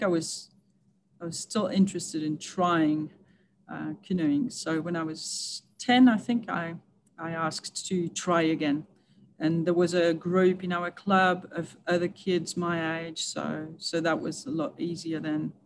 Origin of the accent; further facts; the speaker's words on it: Switzerland; moved away as an adult; also born or lived in United Kingdom; now in London, United Kingdom; I come from Switzerland. I've just moved to the UK